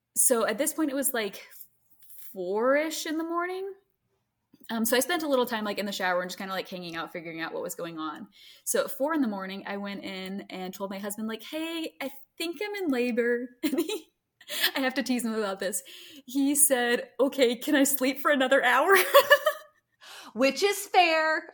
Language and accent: English; Greenville, United States; moved away; I grew up in Greenville